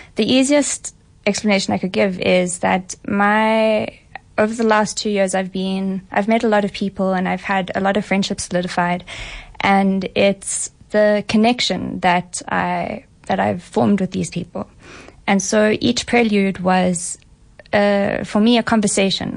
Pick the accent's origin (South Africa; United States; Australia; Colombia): South Africa; Johannesburg, Gauteng; also born or lived in London; born and raised in Johannesburg.